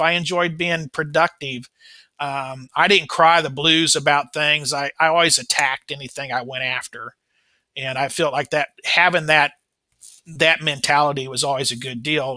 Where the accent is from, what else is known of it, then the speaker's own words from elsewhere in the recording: Kansas City, Missouri, United States; I was born in uh, 1959 in Kansas City, Missouri. Um, this is my hometown